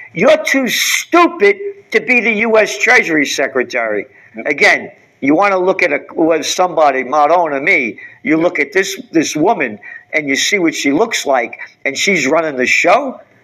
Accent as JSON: {"language": "English", "country": "United States", "said": "I am an American"}